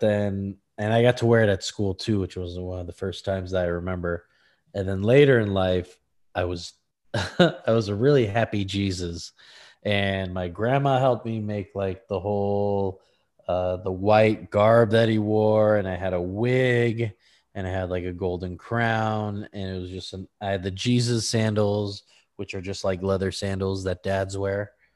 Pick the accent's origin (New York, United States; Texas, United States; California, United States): California, United States; Lancaster; I'm from Lancaster, California, tumbleweed town